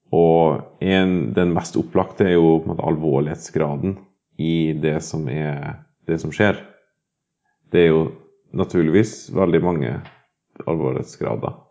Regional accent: Norway; har altså bodd på Hval videregående skole, hvor jeg er født og oppvokst

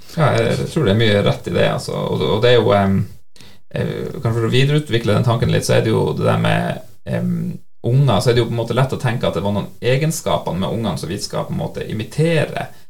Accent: Senja, Troms, Norway; now in Nærbø, Norway; jeg kommer fra Senja i Nord-Norge, så eh, bor jeg altså her på Nærbø

